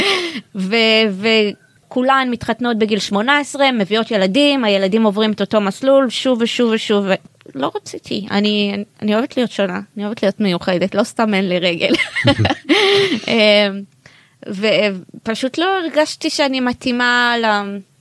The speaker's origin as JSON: {"language": "Hebrew", "town": "Bnei Brak", "region": "Tel Aviv District", "country": "Israel", "said": "אני באה ממשפחה חרדית מבני ברק"}